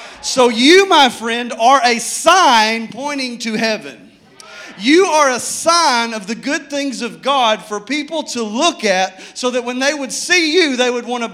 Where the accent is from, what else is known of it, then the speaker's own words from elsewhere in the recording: Arkadelphia, Arkansas, United States; I grew up camping on Low Freight River down in Arkadelphia, Arkansas